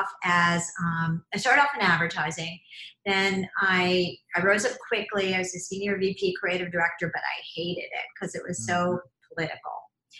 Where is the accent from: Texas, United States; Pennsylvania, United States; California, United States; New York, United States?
Pennsylvania, United States; Philadelphia; when I was growing up in Philadelphia